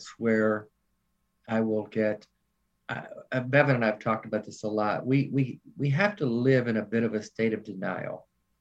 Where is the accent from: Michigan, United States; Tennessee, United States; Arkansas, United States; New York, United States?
Tennessee, United States; Nashville; moved away as an adult; now in Charlotte, United States; I'm from Nashville